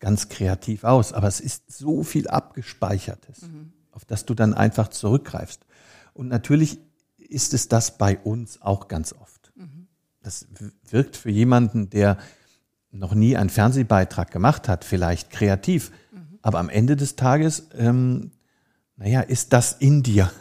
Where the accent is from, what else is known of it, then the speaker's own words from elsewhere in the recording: Rhineland, Germany; moved away as an adult; also born or lived in London; now in Hamburg, Germany; Ich als Rheinländer